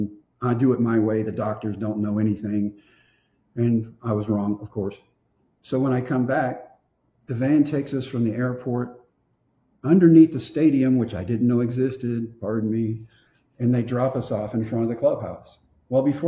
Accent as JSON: {"language": "English", "region": "Texas", "country": "United States"}